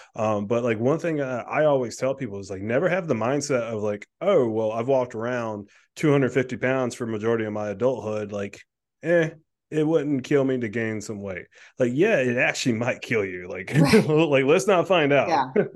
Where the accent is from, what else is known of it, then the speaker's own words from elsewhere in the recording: South Carolina, United States; now in Delaware, United States; I grew up in South Carolina